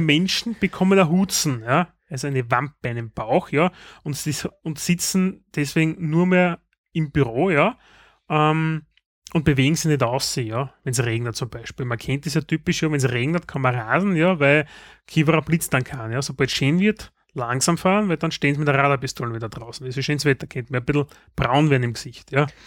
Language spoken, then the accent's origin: German; Styria, Austria; bei uns in der Steiermark